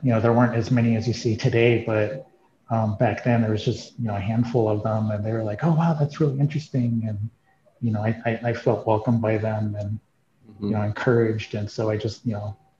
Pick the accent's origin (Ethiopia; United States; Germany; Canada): United States; Arizona; also born or lived in Santa Fe; growing up in Arizona in the you know 70s and 80s